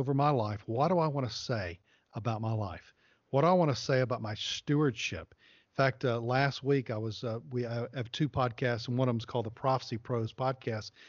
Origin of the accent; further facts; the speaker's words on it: the South, United States; I grew up in the South